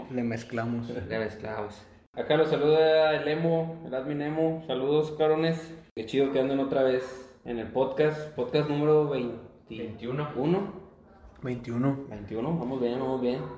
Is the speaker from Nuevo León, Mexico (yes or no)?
yes; Monterrey, Nuevo León, Mexico; no somos de ah, Mexicali. Somos de Monterrey. También somos del norte.